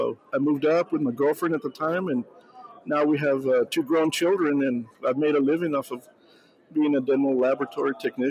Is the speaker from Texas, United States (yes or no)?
yes; Texas, United States; I'm from here from Texas.